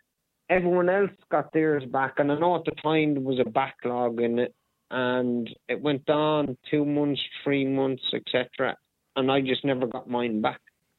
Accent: Donegal, Ulster, Ireland; moved away as an adult; also born or lived in Galway / Gweedore / Northern Ireland; I'm 41 years of age, but I grew up I grew up here in Donegal, but I spent a lot of time in the occupied six counties as well with family.

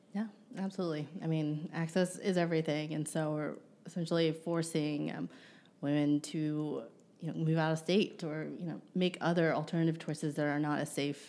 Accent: Ohio, United States; moved away; back in one, in my home state

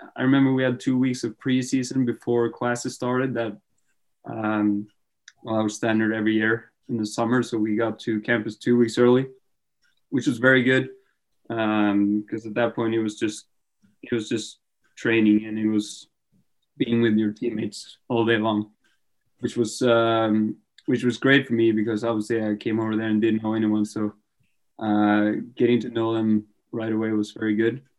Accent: Trondheim, Trøndelag, Norway; moved away as an adult; also born or lived in Syracuse, United States; I wasn't really feeling staying in my hometown

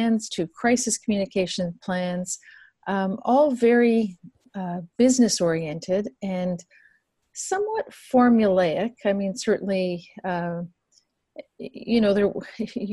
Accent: Toronto, Ontario, Canada; I come originally from Ontario. I was born and raised in Toronto, actually just a little bit west of Toronto

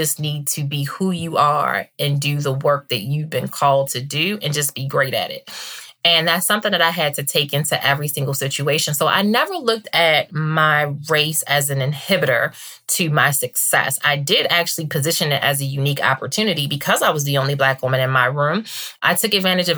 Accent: Baltimore, Maryland, United States; growing up in Baltimore

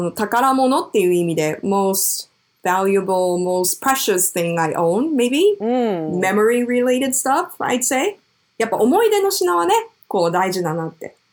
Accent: Japan; first language Japanese; also born or lived in New York, United States; 私はもともと日本生まれで、育ちもまあほぼ日本なので、もともとの言語は日本語

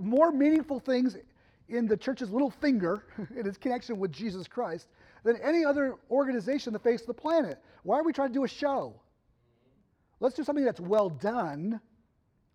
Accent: Massachusetts, United States; now in Ohio, United States; I grew up in Massachusetts.

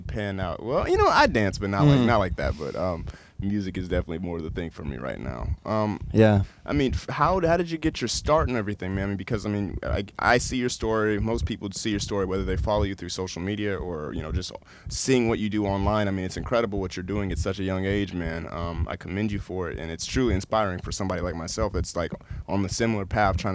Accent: Akron, Ohio, United States; moved away as an adult; now in Boston, United States; me being from Akron, Ohio myself

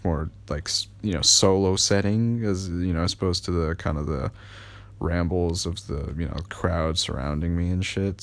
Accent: United States; I am American

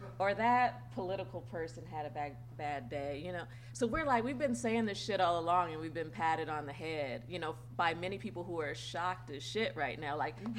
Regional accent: Santa Clarita, California, United States; I grew up in the Santa Clarita Valley. We were one of the first black families and dealing with all that.

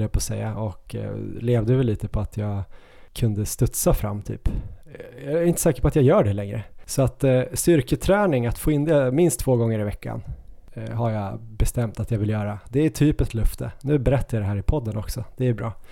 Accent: Ås, Jämtland, Sweden; moved away; min hemby Ås. De byggde ju den några år efter att jag flyttade från Ås

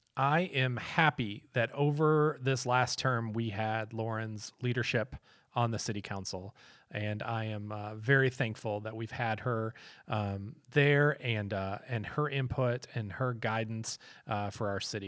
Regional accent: Minneapolis, Minnesota, United States; also born or lived in Fentress County, Tennessee; now in Cookeville, United States; I'm from Minneapolis, Minnesota.

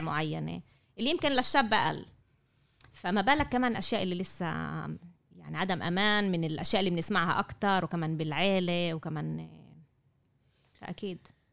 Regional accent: Jaffa, Tel Aviv District, Israel; عندنا بيافا

